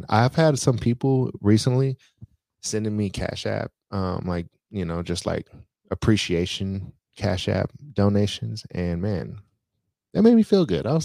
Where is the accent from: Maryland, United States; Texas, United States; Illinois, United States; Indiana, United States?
Maryland, United States; Baltimore; I am from Baltimore. Shout out Baltimore, by the way, man. Shout out to Baltimore.